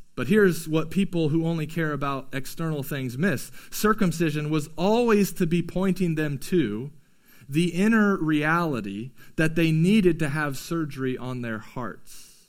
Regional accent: United States; we as American Christians

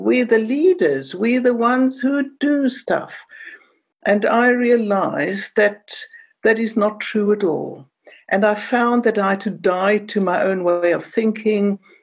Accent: Cape Town, Western Cape, South Africa; moved away; I speak with an accent because I come from Cape Town and I grew up in the time of apartheid

